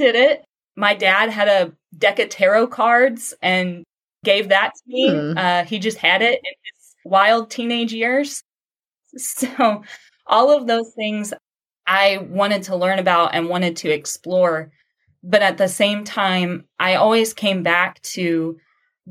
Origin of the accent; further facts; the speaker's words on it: Southeast Texas, United States; I grew up and now live in Southeast Texas